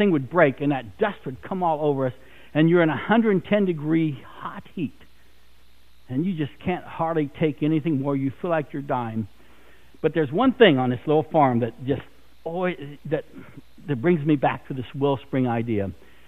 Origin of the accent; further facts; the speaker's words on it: South Dakota, United States; moved away; I grew up out in South Dakota